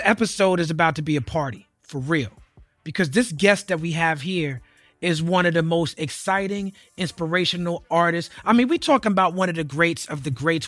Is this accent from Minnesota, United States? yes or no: no; New York City, New York, United States; We was born into it in New York City.